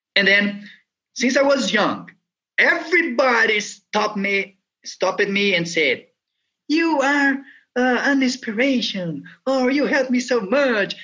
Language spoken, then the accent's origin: English; Brazil; I was born here in Brazil